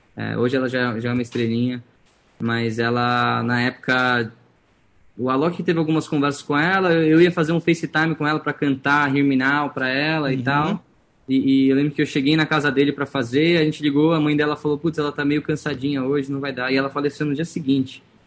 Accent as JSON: {"language": "Portuguese", "region": "São Paulo", "country": "Brazil", "tie": "born or raised there", "also_born_or_lived": "San Diego, California, United States / Los Angeles, United States", "first_language": "Portuguese", "said": "Eu nasci em San Diego, na Califórnia. San Diego. E aí vim pequeno para o Brasil e, enfim, eu fiz os colégios todos aqui em São Paulo"}